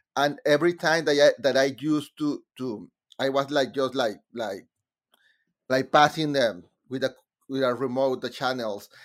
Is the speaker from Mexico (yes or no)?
yes; Mexico; English is a second language; moved away as an adult; now in United States; in Mexico I was writing musicals about about subjects related with my country